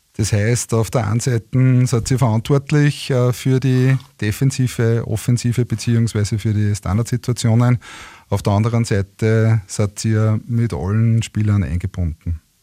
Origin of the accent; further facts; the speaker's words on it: Linz, Upper Austria, Austria; meiner Heimatstadt Linz